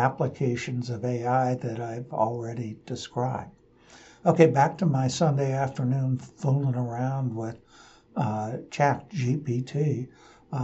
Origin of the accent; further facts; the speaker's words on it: Portland, United States; I'm from Portland.